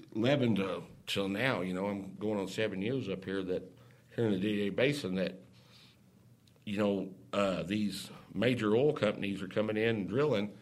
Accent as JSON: {"language": "English", "region": "Oklahoma", "country": "United States", "moved": "as an adult", "said": "I'm originally from Oklahoma"}